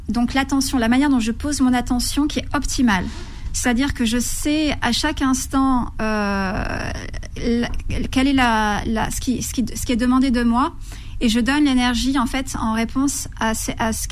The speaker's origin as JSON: {"language": "French", "town": "Lhasa", "region": "Tibet", "country": "China", "tie": "born or raised there", "also_born_or_lived": "Darjeeling, India", "first_language": "Tibetan", "second_language": "French", "moved": "yes", "said": "Tibétain. C'est ma première langue. Ouais. Et oui."}